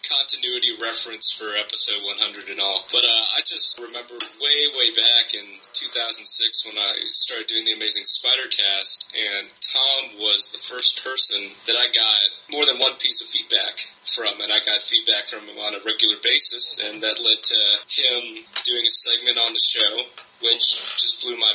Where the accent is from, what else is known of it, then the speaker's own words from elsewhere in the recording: Ireland; Because I grew up in Ireland, yeah.